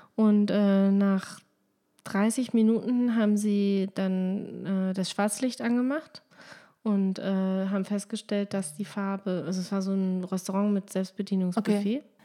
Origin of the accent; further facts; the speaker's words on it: Lower Saxony, Germany; ich komme ja aus Niedersachsen